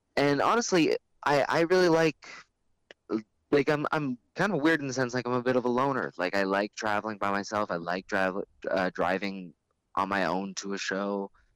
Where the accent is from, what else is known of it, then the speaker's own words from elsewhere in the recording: Canada; we're the Canadian guys